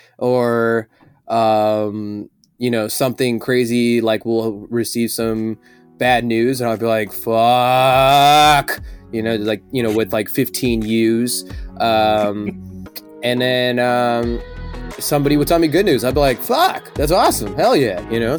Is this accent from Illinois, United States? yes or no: yes; Chicago, Illinois, United States; I am a showman and entertainment business owner, and I am from Chicago.